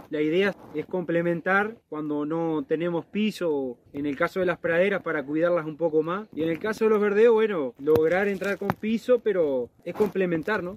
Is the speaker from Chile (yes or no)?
no; San José, Uruguay; soy de acá de San José, natal